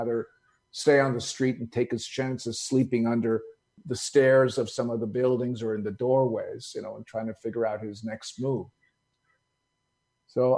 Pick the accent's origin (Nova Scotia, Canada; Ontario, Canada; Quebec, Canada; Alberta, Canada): Quebec, Canada; Montreal; also born or lived in Greece; I was born in Greece in a little village. And so, like many immigrant families, when they move to a new country, when they move to America, we happen to move to Canada